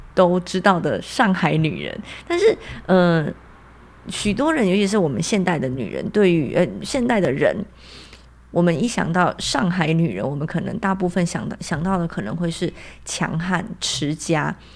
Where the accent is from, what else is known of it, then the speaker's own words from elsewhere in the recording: Taiwan; 我们台湾人